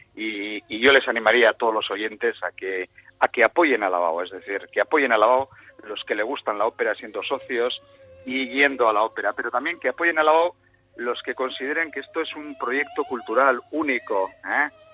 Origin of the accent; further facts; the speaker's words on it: Bilbao, Basque Country, Spain; como somos muy bilbaínos